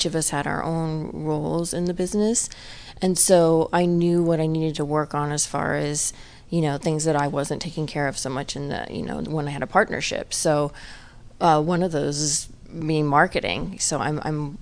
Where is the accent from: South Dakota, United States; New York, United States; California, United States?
California, United States; Los Angeles; I was born and raised near Pasadena in Eagle Rock